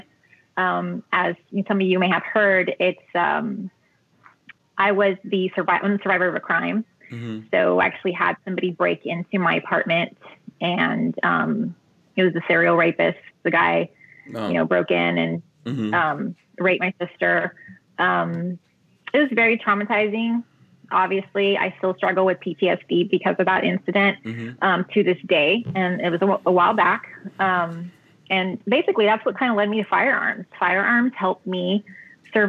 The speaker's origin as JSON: {"language": "English", "region": "Texas", "country": "United States", "tie": "born or raised there", "said": "Born and raised in Texas"}